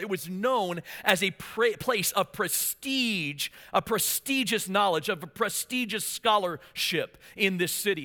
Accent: Maryland, United States; moved away; I was from Maryland, of course, and so my dream was to play for the Baltimore Orioles

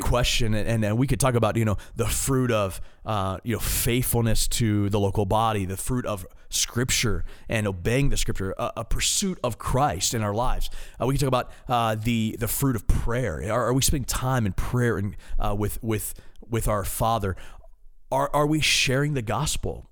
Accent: Maryland, United States; I'm an East Coast guy. I'm, I'm from Maryland.

